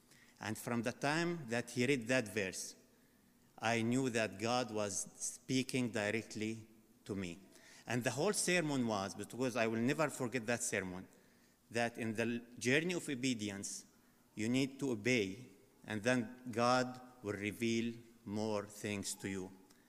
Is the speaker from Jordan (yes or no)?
yes; Jordan; moved away as an adult; also born or lived in Qatar; I am from Jordan, but I was working in Qatar for a pharmaceutical company in sales and marketing. I stayed in Qatar 14 years.